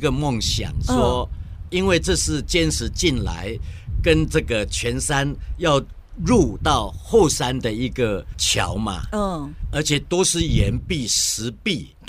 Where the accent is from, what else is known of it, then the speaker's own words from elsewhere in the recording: Meihua tribal village, Jianshi, Hsinchu County, Taiwan; 我的故乡梅花部落美嘎浪